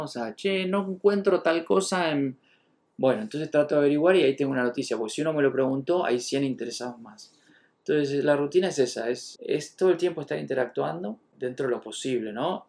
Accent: Buenos Aires, Argentina; soy de Buenos Aires

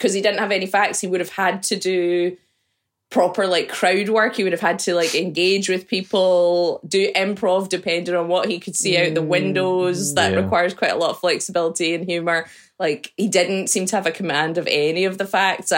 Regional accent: Scotland, United Kingdom; We're Scottish

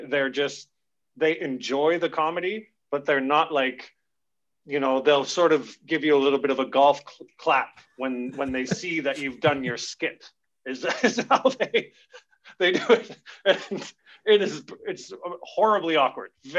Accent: Camrose, Alberta, Canada; also born or lived in south of France; now in Caux, France; I'm introduced from Alberta.

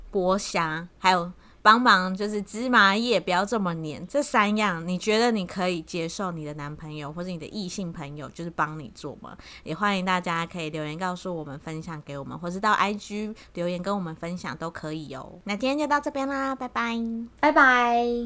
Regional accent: Taiwan; 就是我们台湾人的想法跟他们韩国人的想法有什么不一样？

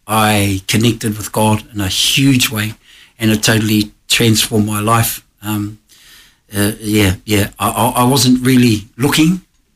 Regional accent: Rotorua, Bay of Plenty, New Zealand; accent: Kiwi; moved away as an adult; now in Australia; So I left Rotorua. I'm from a place in New Zealand. I don't know if you notice, I'm from New Zealand.

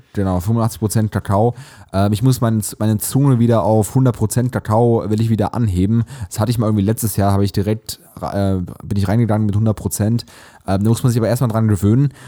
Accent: Hesse, Germany; bei uns in Hessen

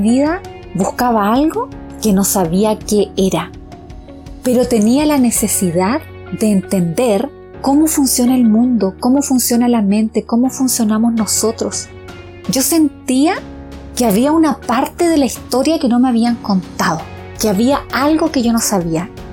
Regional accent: Chile; also born or lived in Pichilemu; soy chilena, vivo en un lugar que se llama Pichilemu

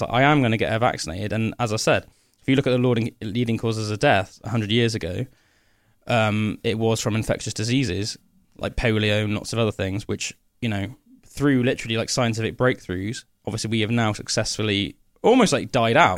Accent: Somerset, South West England, United Kingdom; my little Somerset brain

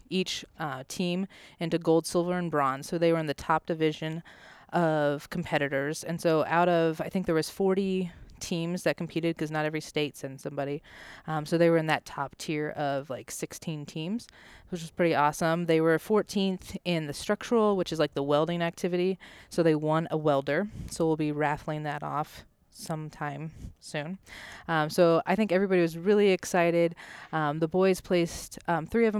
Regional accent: Kansas, United States; moved away as an adult; also born or lived in South Dakota; now in Wood River, United States; I'm from Kansas.

